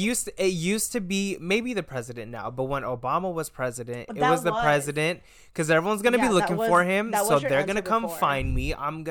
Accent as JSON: {"language": "English", "country": "United States", "said": "us Americans out here."}